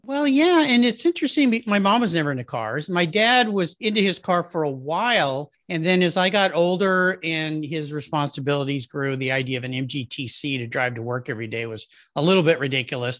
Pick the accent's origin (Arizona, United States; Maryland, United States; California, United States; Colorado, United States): California, United States; La Jolla; I grew up in La Jolla, California, which is in Southern California, just north of San Diego.